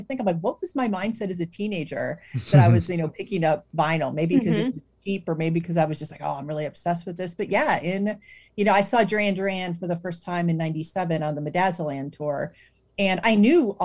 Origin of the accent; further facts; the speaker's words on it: Cleveland, Ohio, United States; I grew up in Cleveland